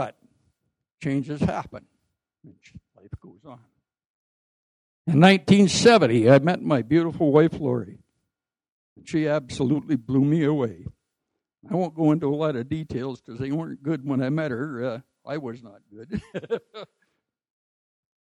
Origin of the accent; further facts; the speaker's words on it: Prince George, British Columbia, Canada; also born or lived in Whitecourt, Alberta; I was born in Whitecourt, Alberta, and our family moved to Prince George in the fall of 1951